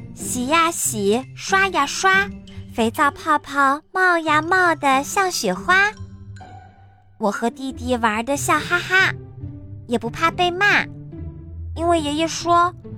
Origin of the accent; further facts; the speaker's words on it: China; 今天是大年三十儿，除夕夜，是我们中国人最重要的节日。